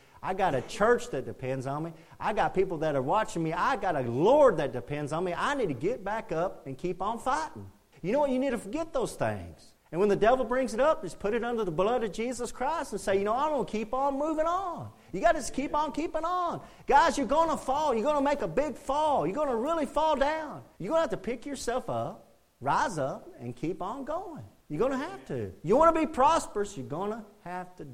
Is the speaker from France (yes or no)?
no; United States; our nation, as this American nation